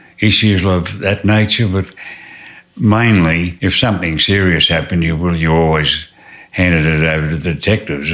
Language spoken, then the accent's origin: English; Tasmania, Australia; moved away as an adult; also born or lived in New South Wales; I was born in Tasmania and grew up on a mixed farm, and then later on in life, I decided to leave, and I went to New South Wales